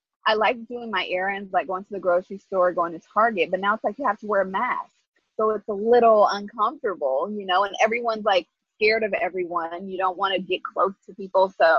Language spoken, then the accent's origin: English; Inglewood, California, United States; I am from Inglewood, California. I was born and raised there